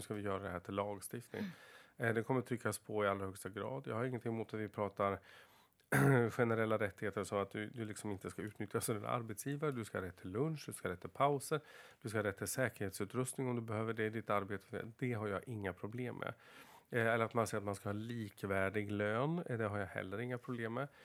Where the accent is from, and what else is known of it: Floda, Dalarna County, Sweden